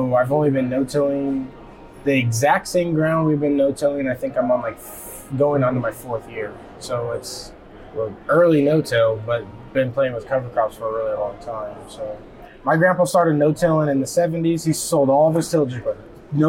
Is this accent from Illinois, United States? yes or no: yes; Golden, Illinois, United States; I'm from Golden, Illinois, which is up by Quincy, west central side of the state. I farm with my dad